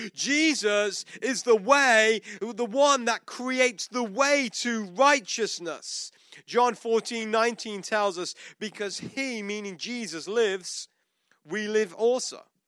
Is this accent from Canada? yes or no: no; United Kingdom; is a British citizen